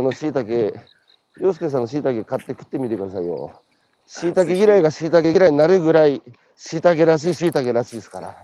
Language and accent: Japanese; Hanamaki, Iwate, Japan; 僕も岩手の花巻津田舎出身なので